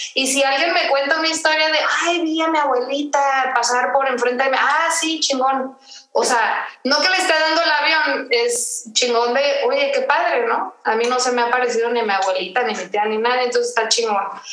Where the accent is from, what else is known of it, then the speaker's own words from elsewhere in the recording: Tijuana, Baja California, Mexico; moved away as an adult; also born or lived in Mexico City; soy de Tijuana, ahí me crié, ahí, ahí, crecí